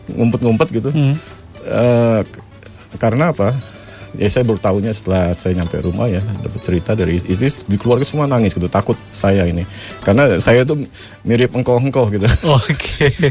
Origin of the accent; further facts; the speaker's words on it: Jakarta, Indonesia; born there; saya lahir di Jakarta saya istilahnya Islam abangan ya